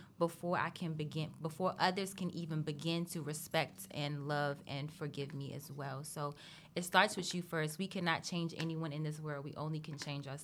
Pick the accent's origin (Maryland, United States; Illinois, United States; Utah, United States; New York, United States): Maryland, United States; also born or lived in California; I've lived in Maryland since I was 9